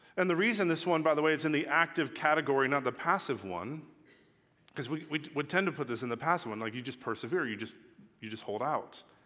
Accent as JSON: {"language": "English", "town": "Los Angeles", "region": "California", "country": "United States", "also_born_or_lived": "England", "said": "I'm from Los Angeles."}